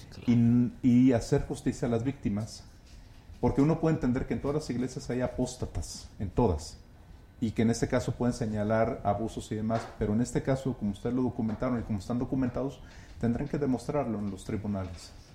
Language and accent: Spanish; Guadalajara, Jalisco, Mexico; yo soy de Guadalajara y crecí mm. en, ese, en ese entorno en los años 90